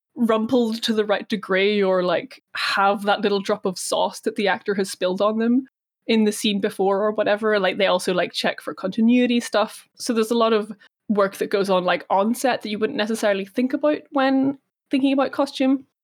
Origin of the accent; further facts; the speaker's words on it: Belfast, Northern Ireland, United Kingdom; I was born here. Uh, I was born here, grew up here